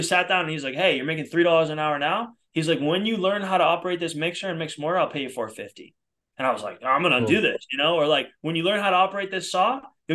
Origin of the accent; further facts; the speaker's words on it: outside of Boston, Massachusetts, United States; moved away as an adult; now in Los Angeles, United States; I'm originally from outside of Boston, but I've been in LA now for, I don't even know, 8-9 years